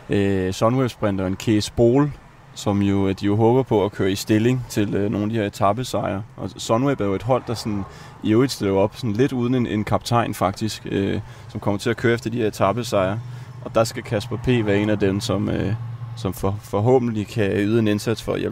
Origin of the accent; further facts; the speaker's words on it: France; Altså som, som, som rigtig franskmand, så har jeg jo blevet nødt, bliver jeg nødt til at sige, at det smager simpelthen bare godt.